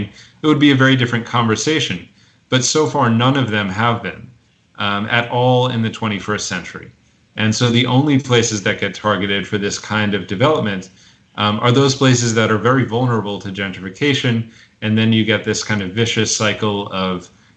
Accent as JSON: {"language": "English", "town": "New York City", "region": "New York", "country": "United States", "said": "as a New Yorker who's involved in both labor and tenant politics"}